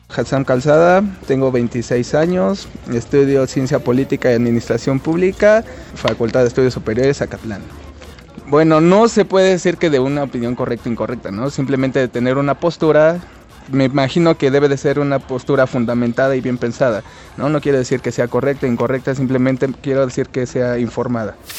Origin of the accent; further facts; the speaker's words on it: Bogotá, Colombia; soy de acá de Bogotá